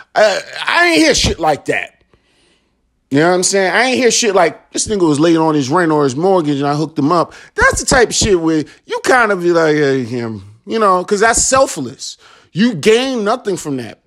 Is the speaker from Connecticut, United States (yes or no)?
no; Chicago, Illinois, United States; moved away; Chicago, my hometown